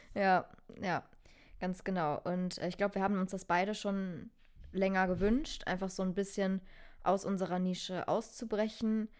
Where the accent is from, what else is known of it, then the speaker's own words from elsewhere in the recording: Germany; Ich bin eine richtige Almankartoffel